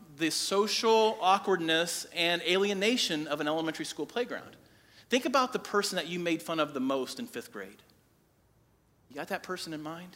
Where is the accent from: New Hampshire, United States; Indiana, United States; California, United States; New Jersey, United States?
Indiana, United States; Crawfordsville; I grew up in Crawfordsville, and our elementary school